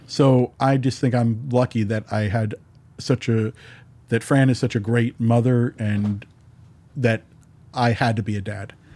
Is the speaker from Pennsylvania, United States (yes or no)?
no; New York, United States; moved away; also born or lived in New Jersey; when I grew up in New York